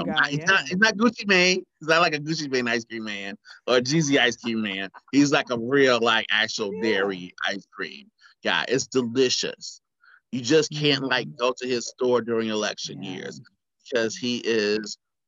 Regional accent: Chicago, Illinois, United States; moved away; I'm from Chicago, originally.

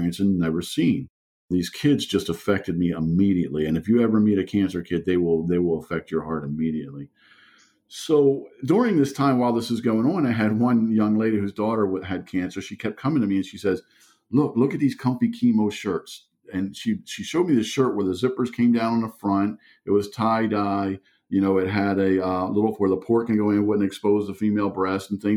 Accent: Baltimore, Maryland, United States; first language German; English is a second language; also born or lived in Germany; I'm from Baltimore

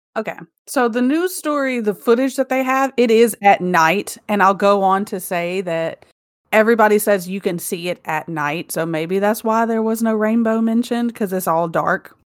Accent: Mobile, Alabama, United States; now in Arkansas, United States; my hometown

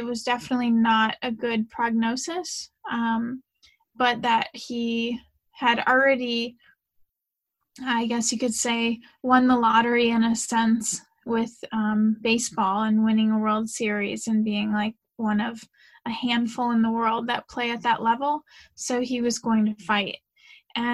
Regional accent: St. Louis, Missouri, United States; moved away; Originally, I'm from St. Louis, Missouri. So I grew up in a very traditional family

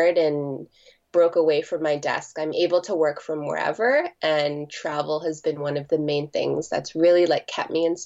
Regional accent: Toronto, Ontario, Canada; born and raised in Toronto, and now I'm 30 years old and I've been living here like since I was born.

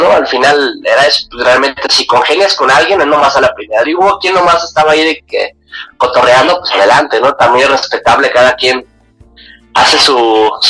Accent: Guadalajara, Jalisco, Mexico; soy un chavo de Guadalajara, Te digo chavo, bueno, todo soy chavo, ¿vale? 31 años de edad tengo

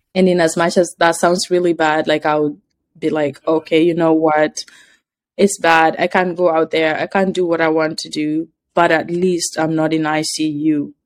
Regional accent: Kenya; moved away; I said, Kenya

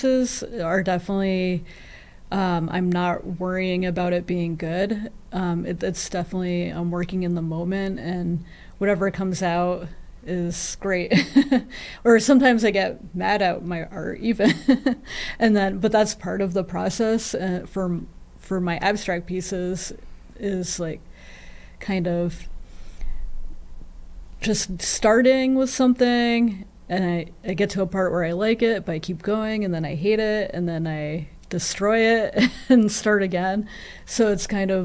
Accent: Chesterfield, New Hampshire, United States; moved away as an adult; also born or lived in Chicago; I grew up in Chesterfield, New Hampshire

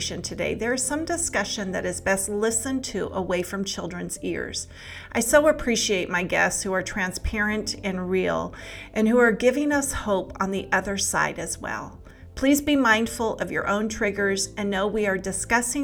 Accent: Santa Cruz, California, United States; now in Kentucky, United States; I grew up in Santa Cruz, California. And so I was a beach girl.

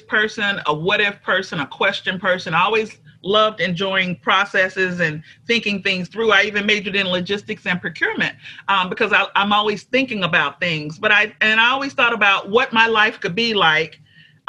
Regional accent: Alabama, United States; also born or lived in Troy, Alabama / Montgomery, Alabama; now in Atlanta, United States; I'm originally from Alabama. I live in Atlanta now.

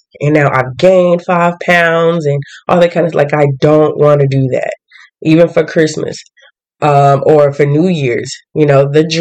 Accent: the South, United States; I'm from the South

